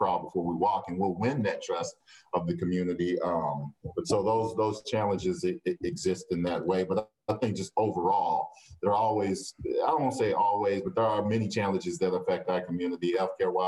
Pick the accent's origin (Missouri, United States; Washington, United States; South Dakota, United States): Missouri, United States; St. Louis; the majority of people that I grew up with in North St. Louis City